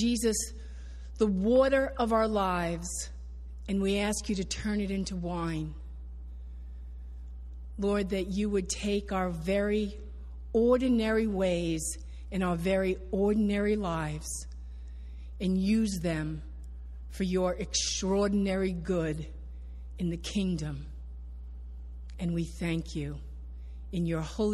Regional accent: New Jersey, United States; I grew up in New Jersey

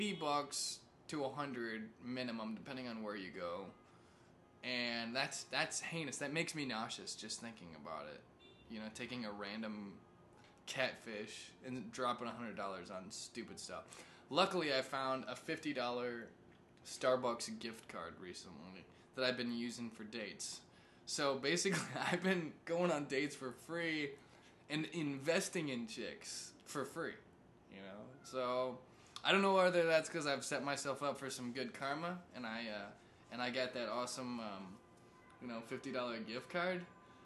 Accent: Missouri, United States; also born or lived in California; I'm from Missouri, right? If you didn't catch that. Well, I'm from California and Missouri.

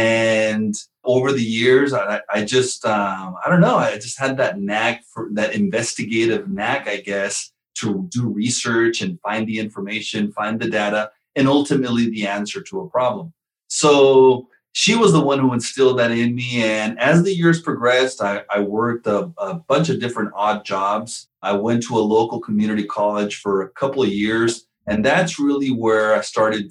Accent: Southern California, United States; I was born here in California, Southern California

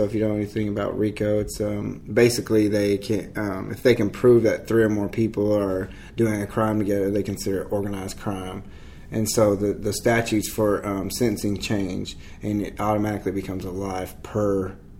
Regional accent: Marion, Illinois, United States; I'm from Illinois, from a small town called Marion. Although I've lived all over, that's where I claim as my home because I spent most of my teenage years there. So I moved around a lot when I was a kid.

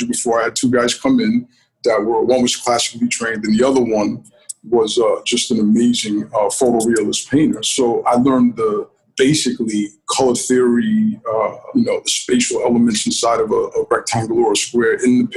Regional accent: Rockland County, New York, United States; where I grew up in Rockland County

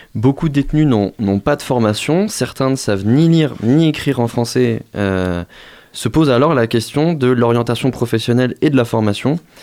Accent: Moselle, Grand Est, France; je viens de la Moselle

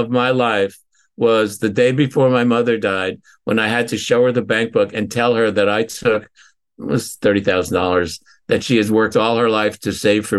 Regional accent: Northampton, Massachusetts, United States; I was with a client in my hometown where I was living, Northampton, Massachusetts, walked into a restaurant.

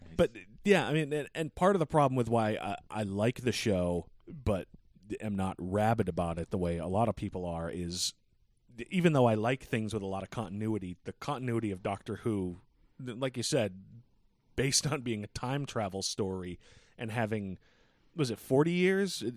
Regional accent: Boston, Massachusetts, United States; we're from Boston

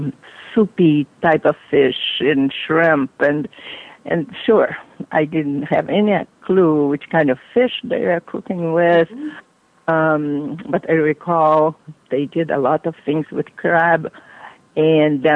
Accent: Brazil; now in United States

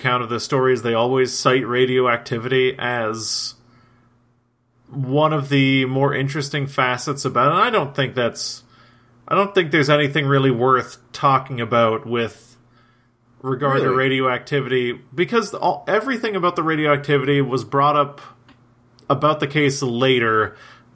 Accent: the South, United States; since we're both from the South

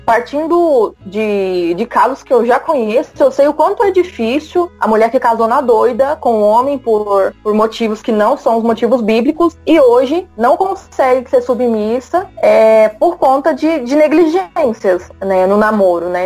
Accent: Goiânia, Goiás, Brazil; eu sou aqui de Goiânia, Goiás

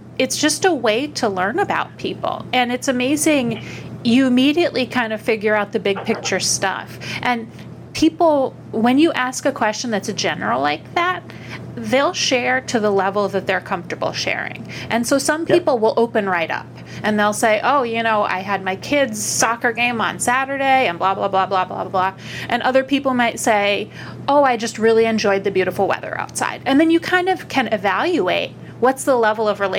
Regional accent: Upper Peninsula of Michigan, United States; now in New York, United States; I'm from the Upper Peninsula of Michigan, and I always thought I'd move somewhere warm. Somehow I landed in New York

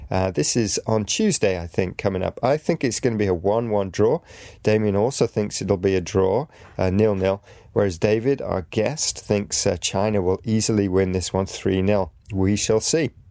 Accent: Greece; I'm from Greece. My favorite team is Olympiacos

